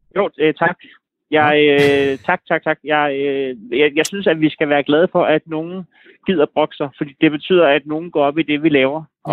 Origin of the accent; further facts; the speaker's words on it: Næstved, Zealand, Denmark; jeg er jo fra Næstved